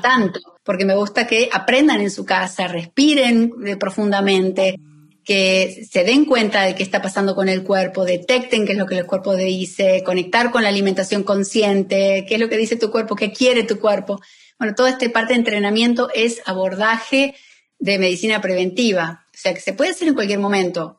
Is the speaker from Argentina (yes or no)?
yes; Argentina; moved away as an adult; now in Miami, United States; yo soy argentina, pero vivo en Miami hace más de 17 años